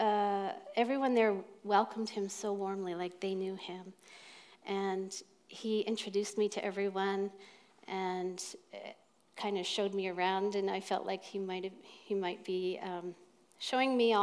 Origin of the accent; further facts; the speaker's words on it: Nova Scotia, Canada; moved away as an adult; now in Newmarket, Canada; I grew up in Nova Scotia, and I married somebody in Ontario